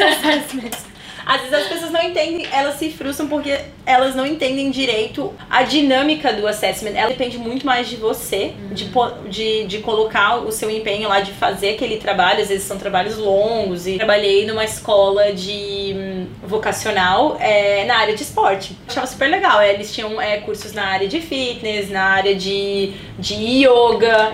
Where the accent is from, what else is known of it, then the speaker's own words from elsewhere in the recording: Santa Catarina, Brazil; moved away as an adult; now in Sydney, Australia; eu já né, vim do Brasil, de Santa Catarina